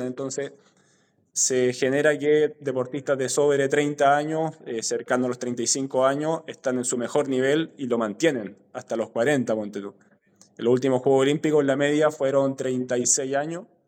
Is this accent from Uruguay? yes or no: no; San Felipe, Valparaíso, Chile; also born or lived in Quellón, Chiloé / Melipilla / Santiago; nos fuimos después a San Felipe, eh, donde me crié prácticamente, hice toda mi etapa escolar